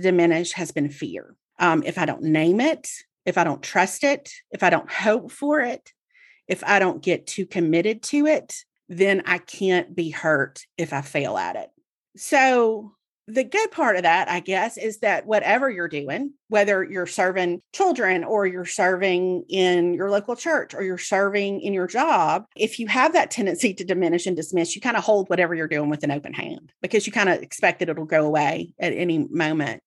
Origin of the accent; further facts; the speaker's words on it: Mississippi, United States; I grew up in Mississippi, and so I read The Clarion Ledger every day, Jackson's newspaper.